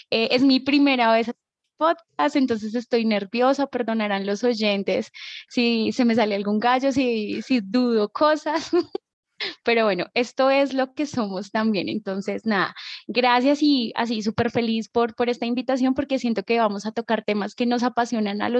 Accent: Bogotá, Colombia; Eh, bueno … soy de Bogotá, tengo 29 años, soy ariana.

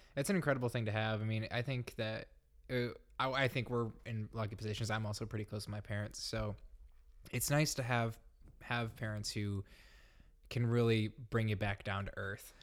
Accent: Grand Rapids, Michigan, United States; I'm from Grand Rapids

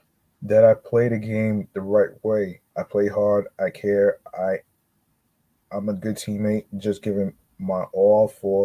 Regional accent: Santa Barbara, California, United States; I grew up in Santa Barbara, but moved up to the Napomo area.

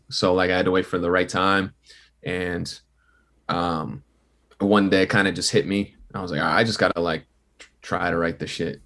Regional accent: southern New Hampshire, United States; I'm from New Hampshire. It's, like, forty minutes, like, southern New Hampshire, so, like, forty minutes out from Boston

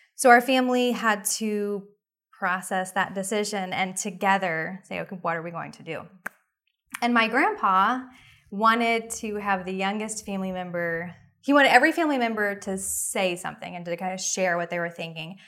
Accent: Oklahoma City, Oklahoma, United States; also born or lived in New York City; I was raised in Oklahoma City, and I've lived there most of my life

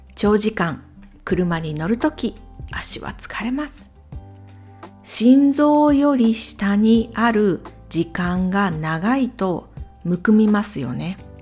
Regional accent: Imabari, Ehime, Japan; 私の地元、来島海峡サービスエリア

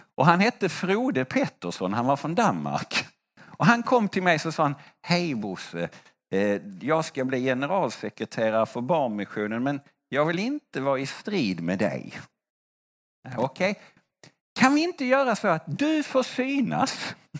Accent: Sweden; Jag är svensk

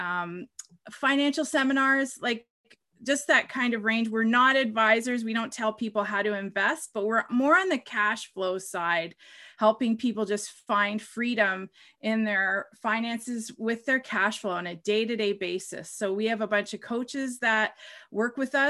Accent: Canada; also born or lived in Ottawa, Ontario; I am a Canadian

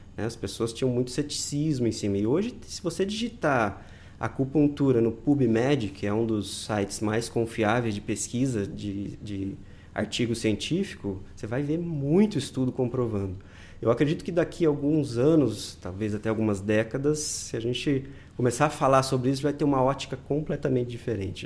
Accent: interior of Paraná, Brazil; na minha região, eu sou do interior do Paraná

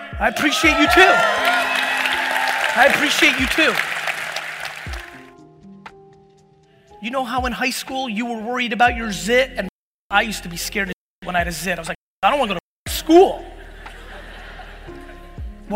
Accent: Edison, New Jersey, United States; born or raised there; also born or lived in Soviet Union

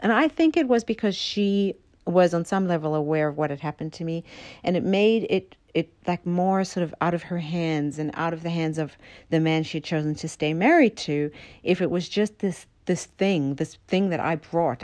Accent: Idaho, United States; I come from Idaho

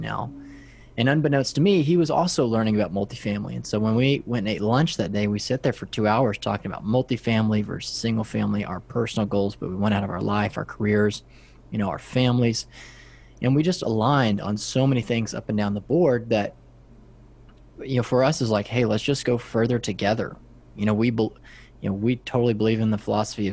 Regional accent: West Texas, United States; I'm from West Texas. If you look out all around my hometown, it's just flat farmland

